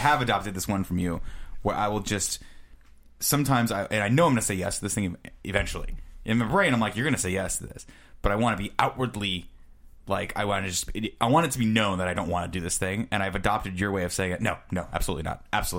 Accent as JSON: {"language": "English", "country": "Canada", "said": "Why do Americans hate Florida? As a Canadian, I've always wondered."}